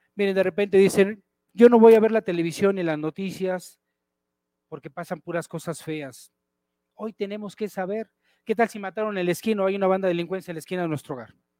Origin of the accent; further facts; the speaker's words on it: Mexico; Y así somos los mexicanos